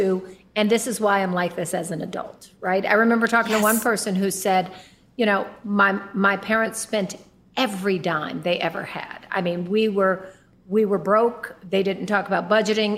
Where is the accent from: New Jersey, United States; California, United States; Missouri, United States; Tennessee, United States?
California, United States; Oakland; I was born in East Oakland, California.